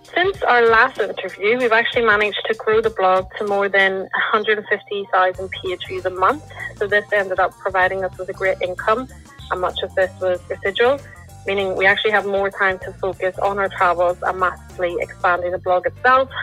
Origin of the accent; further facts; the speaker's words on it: Lisburn, Northern Ireland, United Kingdom; I'm from Lisburn, Northern Ireland